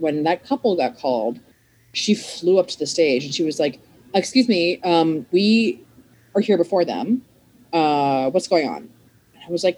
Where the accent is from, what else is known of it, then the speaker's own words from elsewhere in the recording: Maryland, United States; moved away as an adult; also born or lived in Philadelphia; now in Los Angeles, United States; I'm from Maryland